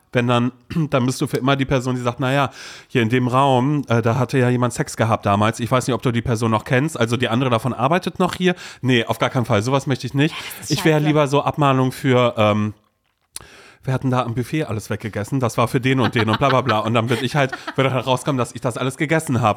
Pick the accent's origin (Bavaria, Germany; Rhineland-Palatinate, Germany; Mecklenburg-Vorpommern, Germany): Mecklenburg-Vorpommern, Germany; Brudersdorf; now in Berlin, Germany; Andere Leute werden sagen 230 Seelendorf in Mecklenburg-Vorpommern, wo ich groß geworden bin